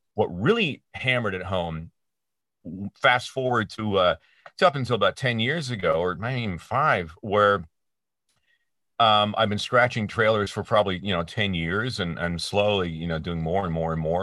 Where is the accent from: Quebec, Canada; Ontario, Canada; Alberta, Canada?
Ontario, Canada; Peterborough; i was working at a pro shop at the ymca in my hometown of peterborough ontario canada